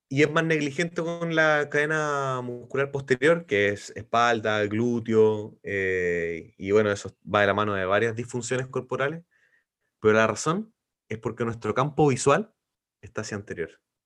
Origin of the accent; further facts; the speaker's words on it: Los Ángeles, Biobío, Chile; moved away as an adult; now in Concepción, Chile; soy de Los Ángeles, vivo en Concepción hace 20 años